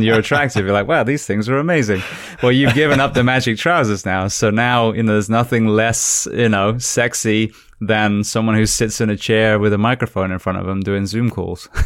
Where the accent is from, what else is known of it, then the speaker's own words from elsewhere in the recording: United Kingdom; moved away as an adult; now in United States; being British, but I've been in America, I think, twenty years now